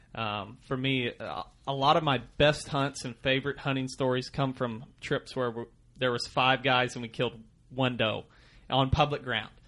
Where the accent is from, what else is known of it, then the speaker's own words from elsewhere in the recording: Missouri, United States; I grew up in Missouri. I still, we're still out of Missouri